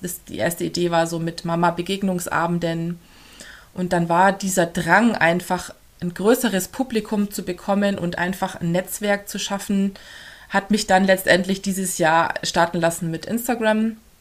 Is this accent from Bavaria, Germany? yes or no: yes; Augsburg, Bavaria, Germany; accent: Swabian; now in near Regensburg, Germany; Gebürtig komme ich eigentlich aus Augsburg